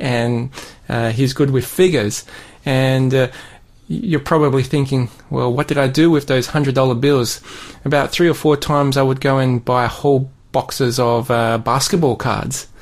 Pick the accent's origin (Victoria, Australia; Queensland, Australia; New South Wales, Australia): New South Wales, Australia; Sydney; now in Burnie, Australia; I grew up in Sydney